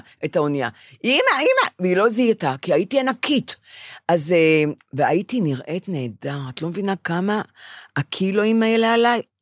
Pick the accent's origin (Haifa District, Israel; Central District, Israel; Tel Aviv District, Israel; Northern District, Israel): Tel Aviv District, Israel; Bnei Brak; כשאני גדלתי בבני ברק